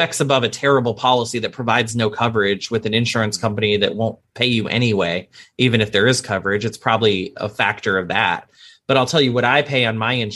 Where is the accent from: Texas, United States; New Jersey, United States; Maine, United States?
Texas, United States; Arlington; I'm from Arlington right outside Dallas